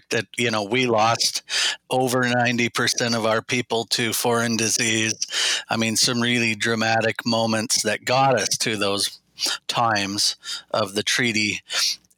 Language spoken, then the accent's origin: English; Southwest Washington, United States; I was born and raised here in Southwest Washington in my Chinook people's territory